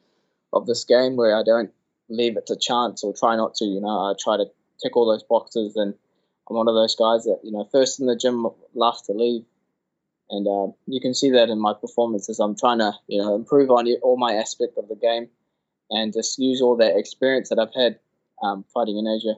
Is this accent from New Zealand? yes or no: yes; Auckland, New Zealand; to be in my hometown, that would be something that you'd only see in fairy tales. And that's always been a dream, just to fight on a Auckland UFC card